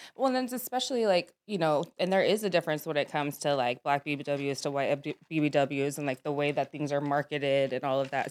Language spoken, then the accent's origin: English; Sacramento, California, United States; I'm from, uh, Sacramento